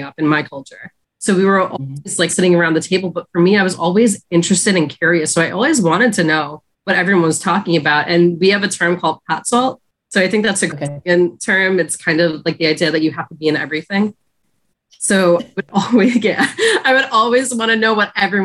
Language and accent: English; Long Island, New York, United States; I grew up in Long Island, New York, predominantly Caucasian in my area